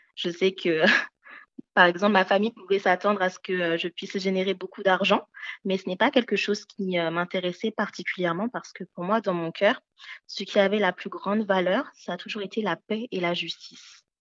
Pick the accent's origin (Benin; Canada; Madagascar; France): Benin; je suis née au Bénin en Afrique